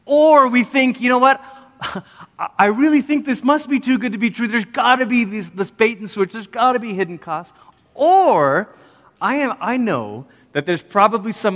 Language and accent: English; Malaysia; moved away as an adult; also born or lived in Oregon, United States; now in United States; I'm from Malaysia and grew up there. And then when I was 10, my family moved from Malaysia to America. We lived in Oregon for 3 years, moved back to Malaysia during my high school years